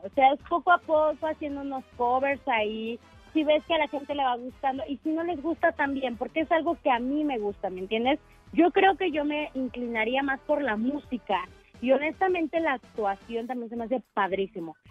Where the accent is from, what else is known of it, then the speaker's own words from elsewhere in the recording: Mexico City, Mexico; soy de aquí de Ciudad de México.